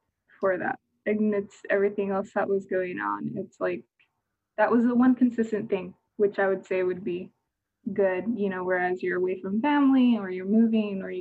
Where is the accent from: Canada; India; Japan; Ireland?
Japan; also born or lived in Tokyo, Japan / Okinawa, Japan; now in Norfolk, United States; I was born and raised in Tokyo and Okinawa